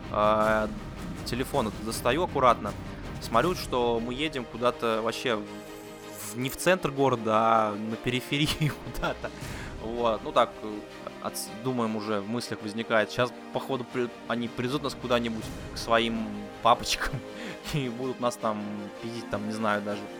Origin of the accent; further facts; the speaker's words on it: Anadyr, Chukotka Autonomous Okrug, Russia; Мы им говорим, ну мы из Анадыря приехали. А, вот, да, город такой есть.